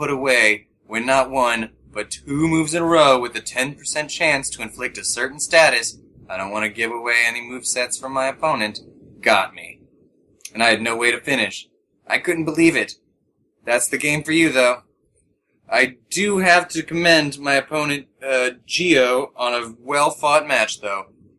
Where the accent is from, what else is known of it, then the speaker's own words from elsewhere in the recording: Minnesota, United States; I'm from Minnesota, and it's cold right now.